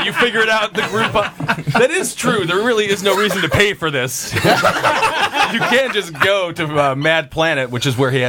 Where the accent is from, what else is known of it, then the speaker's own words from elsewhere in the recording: Milwaukee, Wisconsin, United States; Well, it's my hometown serial killer.